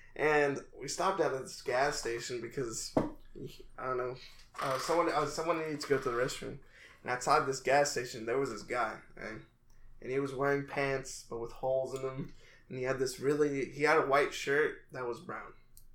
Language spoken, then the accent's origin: English; Mexico; If you're listening, Thea, you're not a bad person. We're from Mexico. It doesn't affect us.